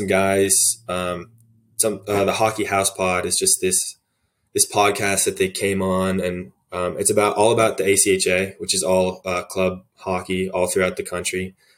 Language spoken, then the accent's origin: English; Virginia, United States; I'm from Virginia, so I have to.